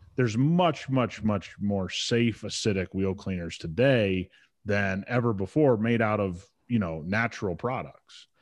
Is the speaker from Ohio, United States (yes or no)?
yes; Ohio, United States; I grew up a Buckeye fan, you know, I grew up around the Buckeyes